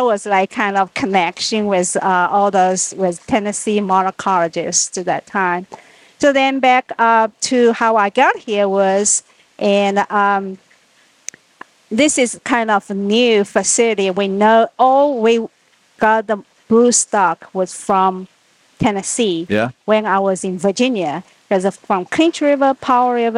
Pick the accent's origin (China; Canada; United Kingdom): China; moved away as an adult; now in United States; originally, I'm from China.